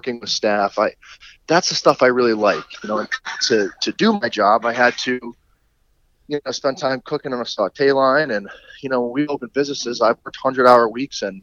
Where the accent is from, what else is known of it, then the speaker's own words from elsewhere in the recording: Connecticut, United States; I grew up in Connecticut